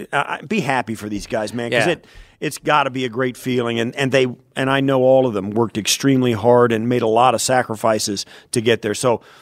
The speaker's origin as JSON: {"language": "English", "region": "Kansas", "country": "United States", "tie": "born or raised there", "said": "I grew up out in the West, Midwest. It's in Kansas, very close to the Colorado line."}